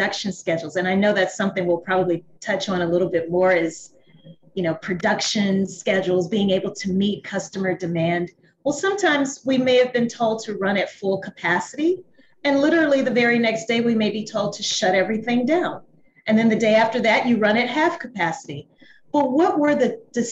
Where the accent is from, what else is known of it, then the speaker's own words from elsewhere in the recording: Louisiana, United States; moved away as an adult; also born or lived in New Orleans, Louisiana; now in Atlanta, United States; I'm from Louisiana.